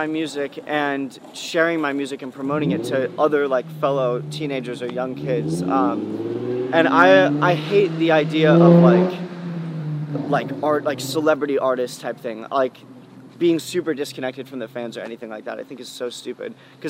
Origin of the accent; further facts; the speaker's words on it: California, United States; Because I'm from the Bay, and I love that kind of music